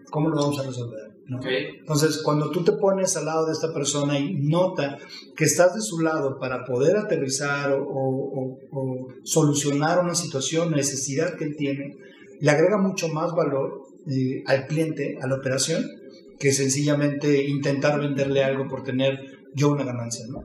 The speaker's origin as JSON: {"language": "Spanish", "region": "Mexico City", "country": "Mexico", "tie": "born or raised there", "said": "nací en la Ciudad de México en 1976, en un hogar de cinco hermanos"}